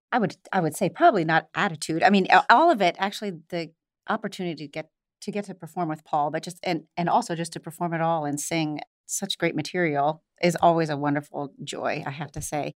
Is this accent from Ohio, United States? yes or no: yes; Ohio, United States; moved away as an adult; also born or lived in New York; I was born and raised in Ohio